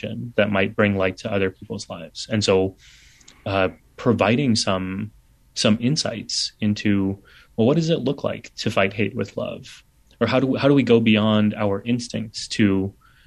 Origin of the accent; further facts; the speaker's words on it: San Antonio, Texas, United States; now in New York City, United States; my brothers and I were the only kids with turbans growing up in San Antonio